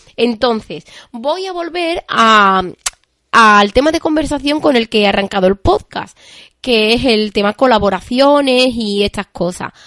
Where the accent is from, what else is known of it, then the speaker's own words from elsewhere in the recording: Seville, Andalusia, Spain; yo soy de Sevilla